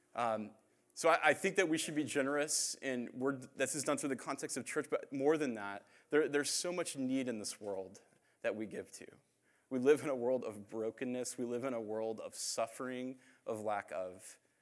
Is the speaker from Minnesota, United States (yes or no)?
no; Phoenix, Arizona, United States; also born or lived in Indiana; I'm from Phoenix